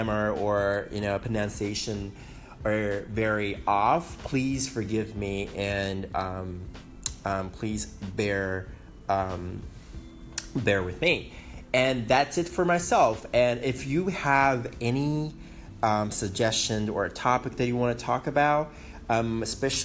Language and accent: English; Taiwan; English is a second language; moved away as an adult; also born or lived in Guam; now in Silicon Valley, United States; I was born in Guam, raised in Taiwan.